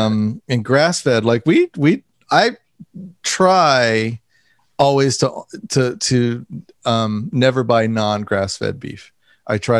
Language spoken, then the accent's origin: English; United States; I grew up minutes outside of Washington, D.C. in the suburbs